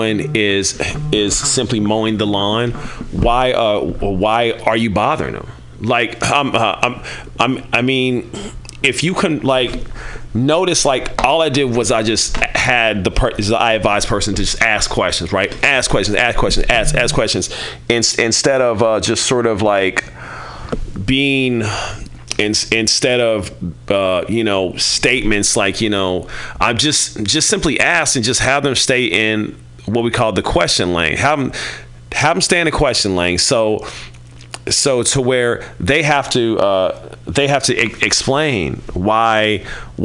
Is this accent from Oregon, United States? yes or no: no; Kansas City, Missouri, United States; I'm from Kansas City, home of cows and barbecue